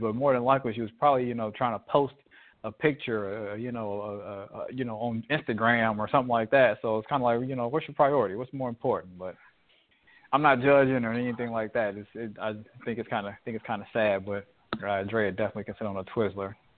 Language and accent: English; United States; as an American citizen